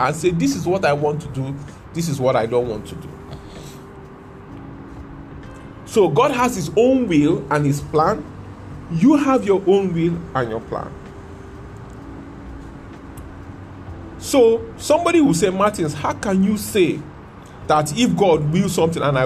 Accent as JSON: {"language": "English", "country": "Nigeria", "said": "I'm a Nigerian."}